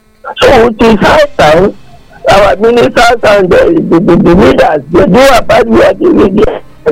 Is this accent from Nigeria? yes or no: yes; Nigeria; now in United States